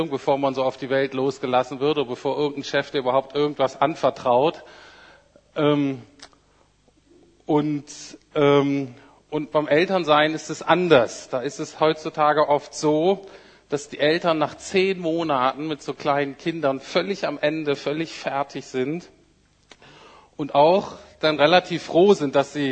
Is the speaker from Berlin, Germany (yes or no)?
no; Bremen, Germany; ich bin aus Bremen Nord. Wenn man in Bremen aus Bremen Nord kommt, das ist so ein Arbeiterviertel.